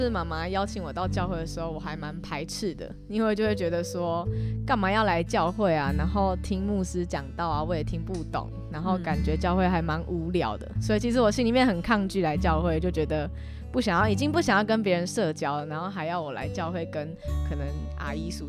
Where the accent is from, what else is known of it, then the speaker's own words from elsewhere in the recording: Yunlin County, Taiwan; 其实我是云林人，然后妈妈是越南华侨，所以就是我们家是外配的家庭。